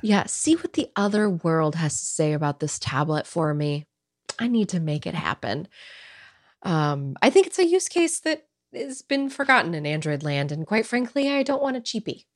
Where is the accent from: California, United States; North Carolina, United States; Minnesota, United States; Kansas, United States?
California, United States; I'm born and raised in California. I've never lived anywhere else in my life